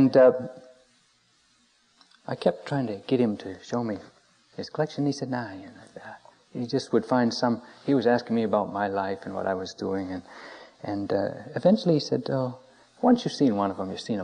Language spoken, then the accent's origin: English; Maine, United States; When I was growing up in Maine, a small town in Maine